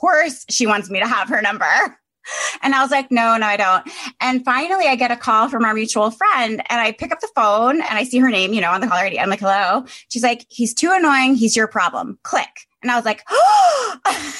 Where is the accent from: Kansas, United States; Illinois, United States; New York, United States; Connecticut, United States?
Connecticut, United States; moved away; I'm from Connecticut.